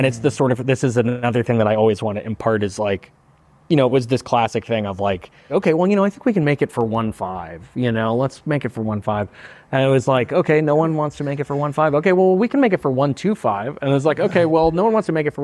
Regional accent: Santa Monica, California, United States; I was very lucky to grow up in Santa Monica

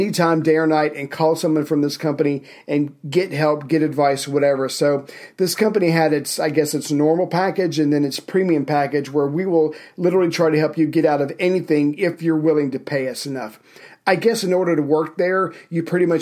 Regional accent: United States; as an American

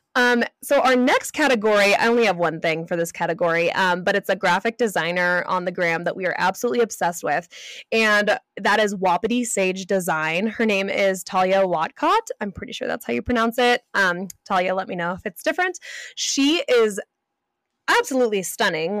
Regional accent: California, United States; moved away; I grew up in California.

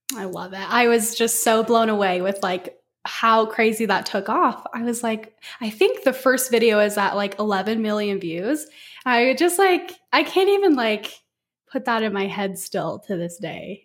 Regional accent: Las Vegas, Nevada, United States; moved away; I'm actually from Las Vegas

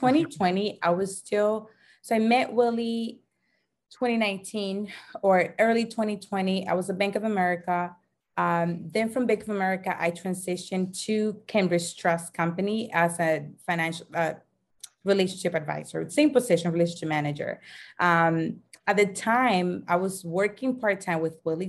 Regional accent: Dominican Republic; moved away as an adult; also born or lived in Dorchester, Boston, United States; now in United States; I'm originally from the Dominican Republic, born and raised

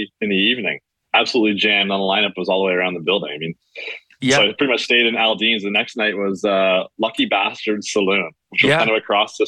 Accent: Whitby, Ontario, Canada; I grew up in Whitby. So Whitby is about an hour outside of Toronto

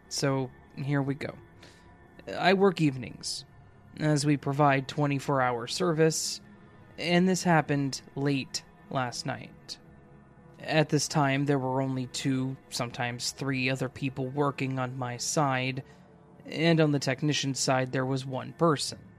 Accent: Brazil; I came back home. I'm from Brazil.

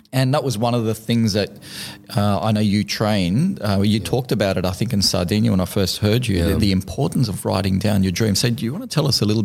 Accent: Lebanon; I was raised in Lebanon. So as a little boy, I used to, my parents used to leave us with my grandmother in summer holidays for 3 months in the village.

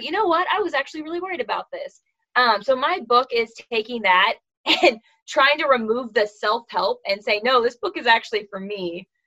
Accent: California, United States; I'm from California. I'm one of five

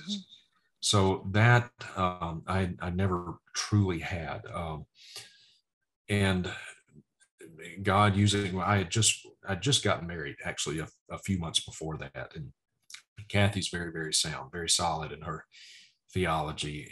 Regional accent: Vicksburg, Mississippi, United States; moved away; my hometown of Vicksburg, Mississippi. It's where we lived

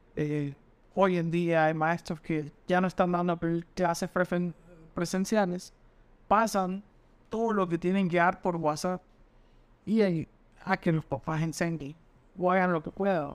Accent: Honduras; como todo hondureño pedí puntos

